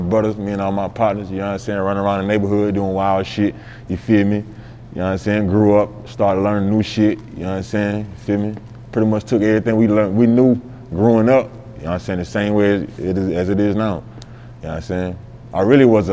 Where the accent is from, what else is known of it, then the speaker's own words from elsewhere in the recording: Sumter, South Carolina, United States; I'm from North Main, you know what I'm saying? That's my side of town back in Sumter